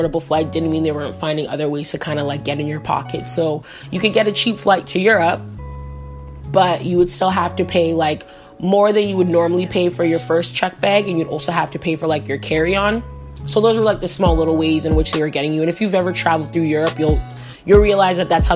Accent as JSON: {"language": "English", "country": "Canada", "said": "I'm Canadian"}